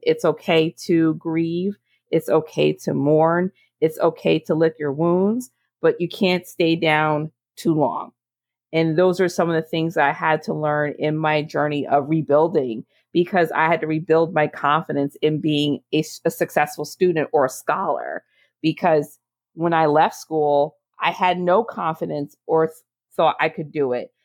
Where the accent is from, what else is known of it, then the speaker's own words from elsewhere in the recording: Monmouth County, New Jersey, United States; my hometown in Monmouth County, New Jersey.